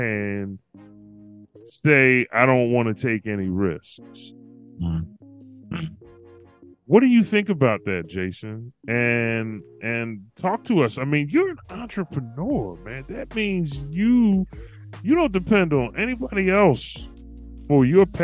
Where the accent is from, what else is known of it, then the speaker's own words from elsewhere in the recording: Philadelphia, Pennsylvania, United States; moved away as an adult; now in Walla Walla, United States; I moved from my hometown, Philadelphia, PA, all the way out to Walla Walla, Washington